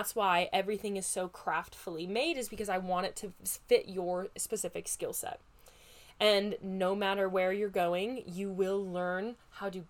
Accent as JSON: {"language": "English", "region": "Midwest", "country": "United States", "accent": "Midwest", "said": "my Midwest accent"}